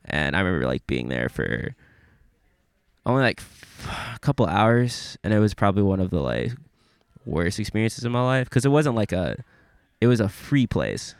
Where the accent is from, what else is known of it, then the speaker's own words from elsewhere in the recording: Memphis, Tennessee, United States; I'm from Memphis.